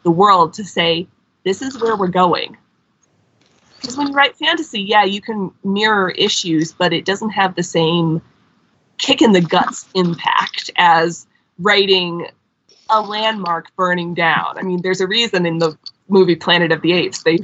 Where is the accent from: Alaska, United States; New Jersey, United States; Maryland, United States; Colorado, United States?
Colorado, United States; my home state, Colorado